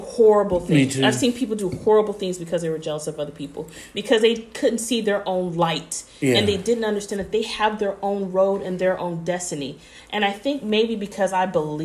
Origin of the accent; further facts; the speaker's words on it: Bay Area, California, United States; accent: Bay Area; my Bay Area accent